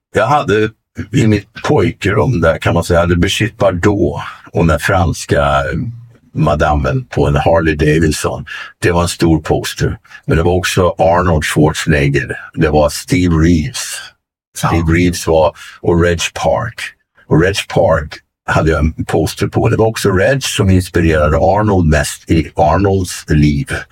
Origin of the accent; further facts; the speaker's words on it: Arvika, Värmland, Sweden; moved away; also born or lived in Venice, California / Stockholm; från Arvika och skogen där jag kommer ifrån kan man säga i västra Värmland